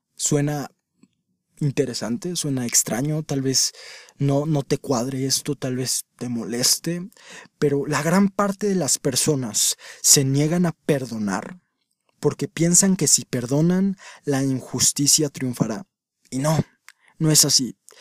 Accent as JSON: {"language": "Spanish", "country": "Mexico", "said": "en mi país, México"}